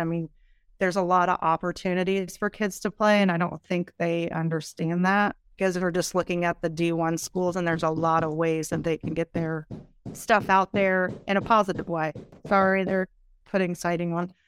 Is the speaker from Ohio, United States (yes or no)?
yes; small town near Edison Community College, Ohio, United States; moved away as an adult; now in Columbus, United States; I played basketball at Edison for two years, which is a community college close to my hometown